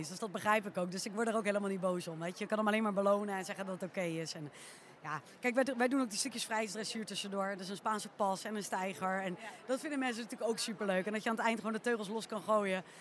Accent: The Hague, South Holland, Netherlands; Je had vroeger, ik kom uit Den Haag natuurlijk, had je de Haagse Paardendagen.

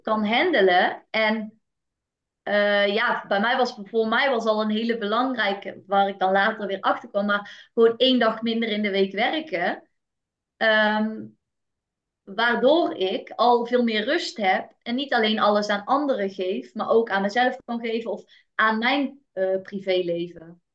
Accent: North Brabant, Netherlands; ik kom uit Brabant en daar was wel echt de instelling. En zeker vanuit familie. Ik ben geboren in een eh, heel nuchter Brabants gezin

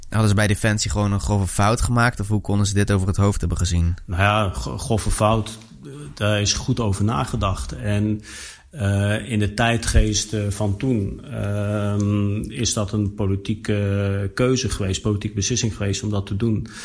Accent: Netherlands; En wij hebben als Nederlanders gezegd, wij willen daar graag aan meedoen...

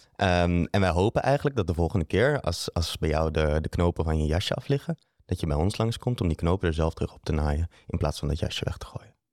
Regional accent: Netherlands; moved away as an adult; also born or lived in Amsterdam, Netherlands; now in Antwerp, Belgium; Ik ben oorspronkelijk van Nederland

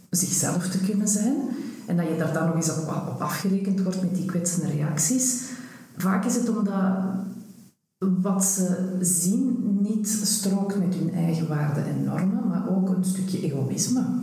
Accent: Antwerp, Flanders, Belgium; born or raised there

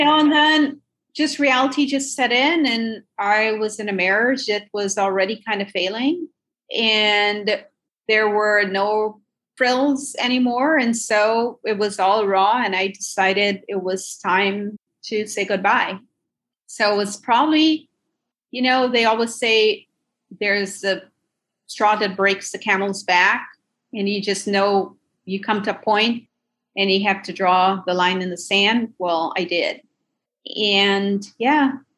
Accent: Minnesota, United States; I grew up in Minnesota, went to University of Minnesota

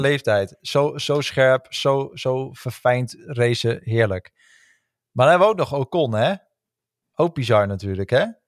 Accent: Netherlands; als Nederlanders zijnde

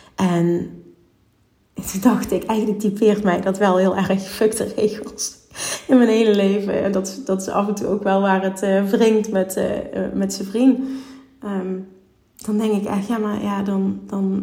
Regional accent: Limburg, Netherlands; Ik kom uit Limburg

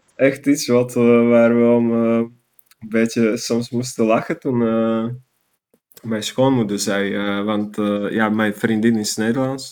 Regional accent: Banská Bystrica, Banská Bystrica Region, Slovakia; Dutch is a second language; moved away as an adult; also born or lived in Netherlands; now in Utrecht, Netherlands; Een stad die heet Banska Bistrica

